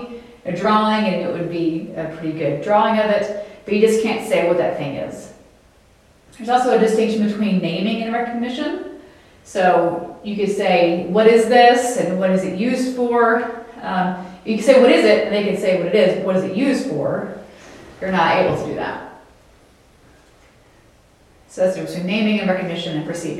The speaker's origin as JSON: {"language": "English", "region": "the South", "country": "United States", "said": "I'm from the South"}